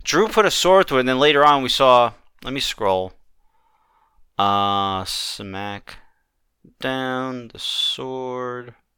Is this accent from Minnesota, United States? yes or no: no; New York, United States; As a New Yorker